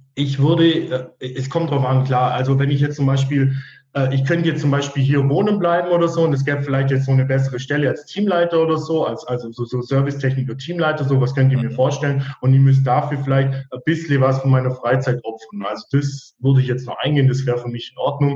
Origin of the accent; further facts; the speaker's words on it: Weiler im Allgäu, Bavaria, Germany; moved away as an adult; also born or lived in Ravensburg; Also geboren bin ich in Weiler im Allgäu, bin auch da in der Region äh, zur Schule gegangen